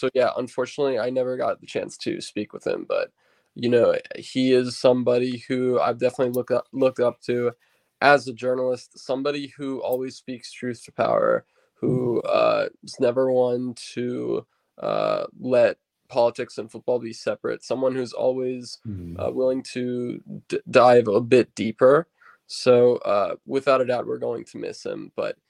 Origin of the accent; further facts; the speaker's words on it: United States; growing up in the United States